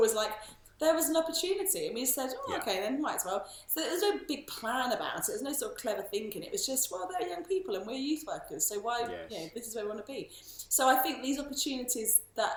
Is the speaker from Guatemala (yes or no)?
no; United Kingdom; being a Brit myself